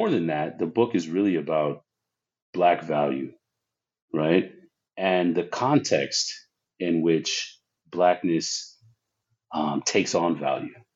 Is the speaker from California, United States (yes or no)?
yes; San Diego, California, United States; I grew up in Southern California, San Diego specifically